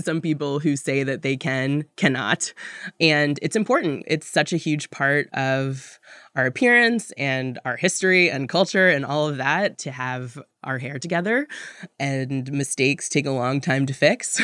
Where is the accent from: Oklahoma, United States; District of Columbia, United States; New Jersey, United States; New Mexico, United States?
District of Columbia, United States; Washington; also born or lived in Tallahassee, Florida; now in New York, United States; I was born in Tallahassee, Florida, and moved up to Washington, D C as a toddler, but for all intents and purposes, from D C